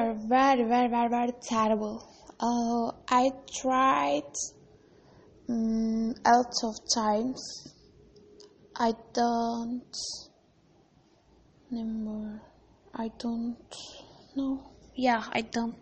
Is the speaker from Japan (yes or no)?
no; Turkey; English is a second language; I'm from Turkey. I am Turkish